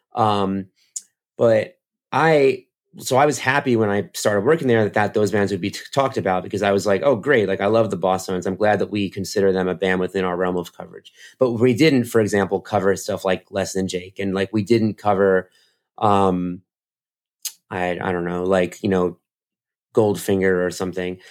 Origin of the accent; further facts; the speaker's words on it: United States; I'm American